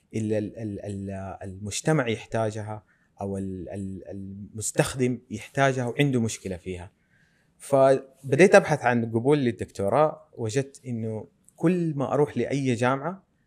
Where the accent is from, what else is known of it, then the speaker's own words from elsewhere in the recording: Medina, Medina Province, Saudi Arabia; أنا من أبناء المدينة المنورة ولدت ونشأت وتعلمت في هذه الأرض